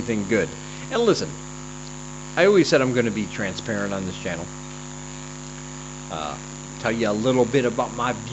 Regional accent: Michigan, United States; I come from Michigan. It's a big hunting state

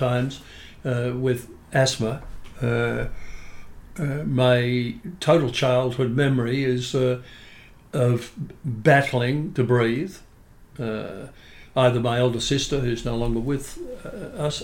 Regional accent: Sydney, New South Wales, Australia; I was born and raised in Fairlight

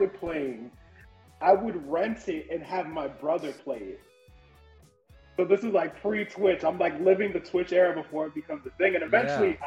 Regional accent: New Jersey, United States; moved away; also born or lived in South Carolina; I'm originally from New Jersey

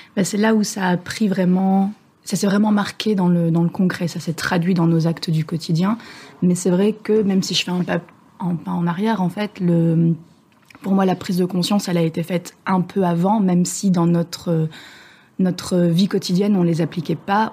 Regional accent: Belgium; moved away as an adult; now in France; je viens de Belgique, mais j'habite euh, à bord de mon voilier depuis quelques mois en France

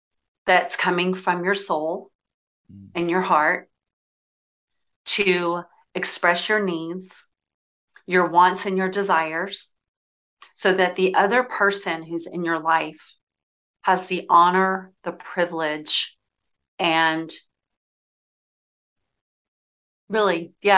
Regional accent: Southern United States, United States; I'll tell you, like growing up in the South, right?

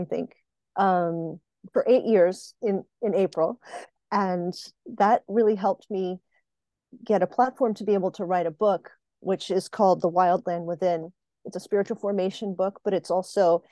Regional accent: Puerto Rico; now in Pennsylvania, United States; I live in Pennsylvania in North America in the United States, and I was born on a colony in Puerto Rico

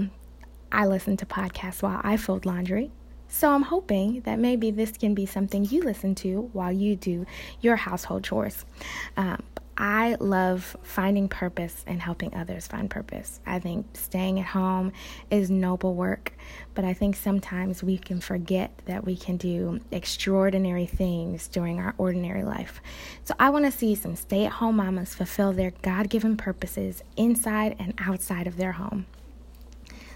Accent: Chicago, Illinois, United States; now in Nashville, United States; I'm from Chicago, Illinois, but I am currently living in the Nashville, Tennessee area.

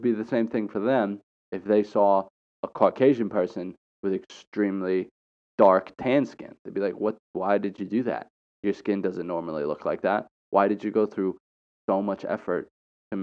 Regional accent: United States

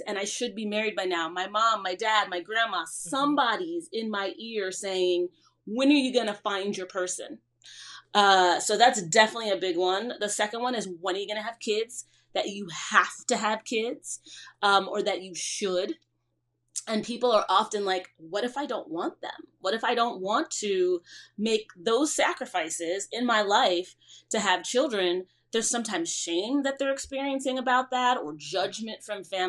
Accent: Cleveland, Ohio, United States; moved away as an adult; also born or lived in Trinidad (parents) / New York; now in New Jersey, United States; I grew up in Cleveland, Ohio, the youngest of three.

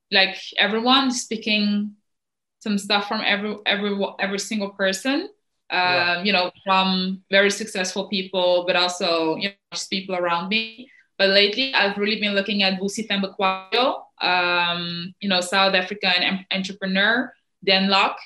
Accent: Netherlands; also born or lived in Cameroon; I came here when I was 8

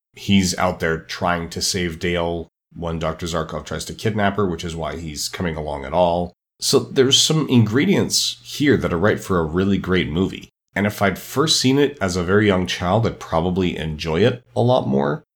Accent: Edmonton, Alberta, Canada; my hometown of Edmonton, Alberta, Canada

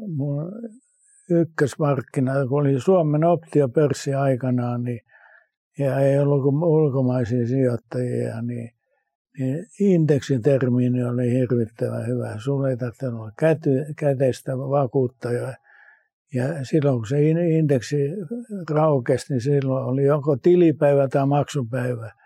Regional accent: Finland; also born or lived in United States; Mä kun tuun Suomesta, jossa on kaikki säännöstelty niin.

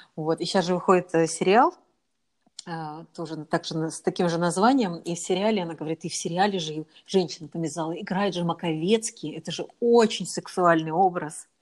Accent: Arkhangelsk, Arkhangelsk Oblast, Russia; я из Архангельска

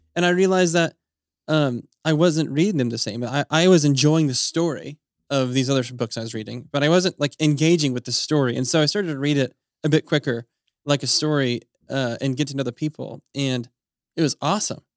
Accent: Utah, United States; moved away; my wife and I grew up in Utah

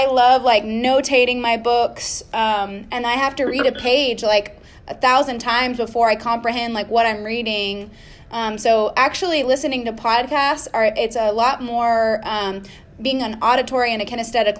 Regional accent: Austin, Texas, United States; I'm from Austin

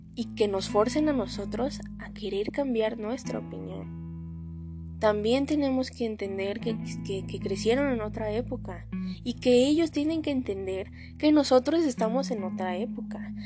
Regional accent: Mexico

